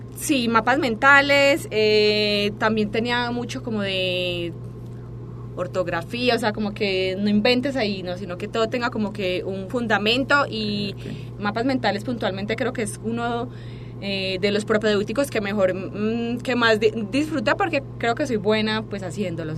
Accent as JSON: {"language": "Spanish", "town": "Medellín", "region": "Antioquia", "country": "Colombia", "moved": "as an adult", "lives_now": "Mexico", "said": "yo soy de Colombia"}